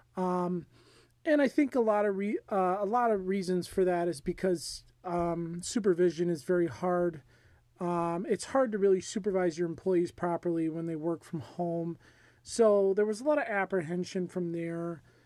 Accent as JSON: {"language": "English", "country": "United States", "said": "as an American"}